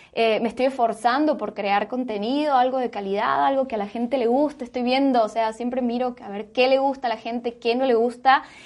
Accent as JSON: {"language": "Spanish", "country": "Argentina", "moved": "as an adult", "lives_now": "Guatemala", "said": "me fui de Argentina"}